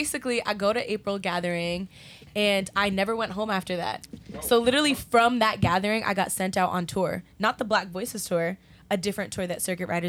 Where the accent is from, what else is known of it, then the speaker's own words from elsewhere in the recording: New York City, New York, United States; I'm from Brooklyn